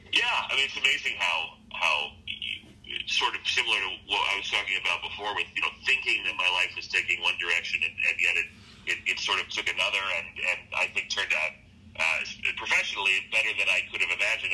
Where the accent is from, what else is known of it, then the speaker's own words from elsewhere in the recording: Scottsdale, Arizona, United States; now in Chicago, United States; I grew up in Scottsdale, Arizona